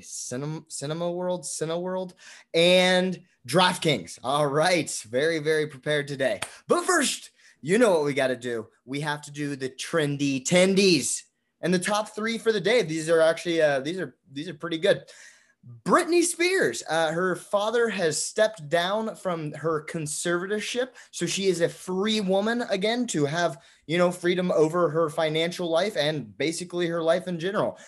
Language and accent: English; United States; being an American